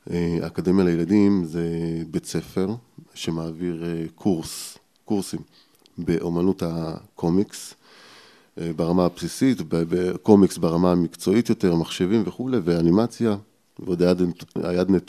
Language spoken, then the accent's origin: Hebrew; Ariel, Judea and Samaria, Israel; also born or lived in Petah Tikva / Jerusalem; אבל גדלתי באריאל, זאת אומרת, מגיל 6-7 אה, גדלתי באריאל. אני אריאלי במקור.